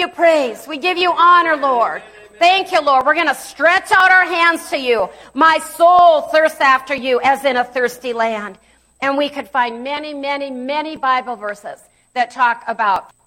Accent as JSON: {"language": "English", "area": "Pierre", "region": "South Dakota", "country": "United States", "tie": "born or raised there", "said": "I grew up with in Pierce, South Dakota"}